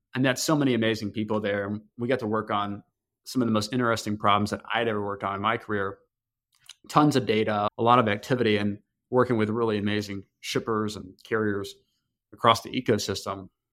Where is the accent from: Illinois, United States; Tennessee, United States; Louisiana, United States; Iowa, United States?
Tennessee, United States; now in Chicago, United States; I grew up in a very small town in Tennessee